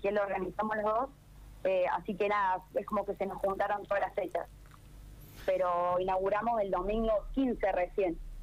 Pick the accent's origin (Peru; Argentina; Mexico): Argentina; Córdoba; moved away as an adult; yo soy de Córdoba, yo soy infiltrada. Eh, y estoy viviendo acá en Hacha hace dos años